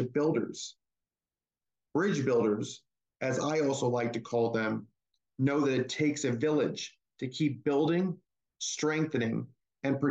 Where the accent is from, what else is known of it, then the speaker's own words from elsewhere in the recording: Naples and Tampa Bay area, Florida, United States; also born or lived in Hackensack, New Jersey; I was born in Hackensack, New Jersey, which is just outside of New York City, and grew up in Florida's Naples and Tampa Bay area.